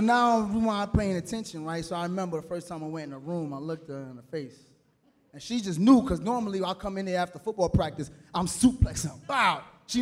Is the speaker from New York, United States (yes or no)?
yes; New York City, New York, United States; I am from Brooklyn